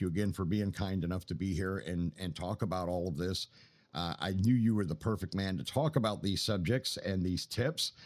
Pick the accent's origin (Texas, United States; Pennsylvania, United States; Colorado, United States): Pennsylvania, United States; moved away; back home in my home state of Pennsylvania